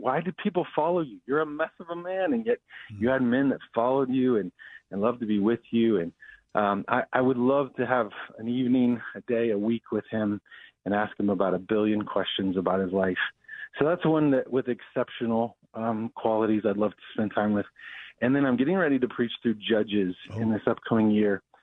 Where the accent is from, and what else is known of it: Denver, Colorado, United States; born or raised there; also born or lived in Abilene, Texas / Chicago